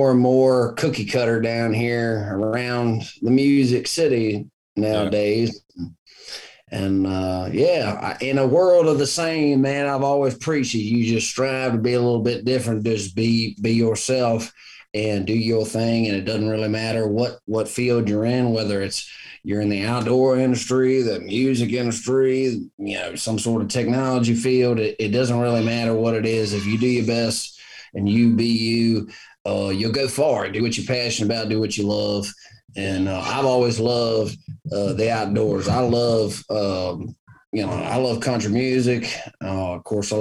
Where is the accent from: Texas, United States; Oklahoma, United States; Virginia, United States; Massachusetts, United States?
Virginia, United States; moved away as an adult; now in Nashville, United States; I grew up in Virginia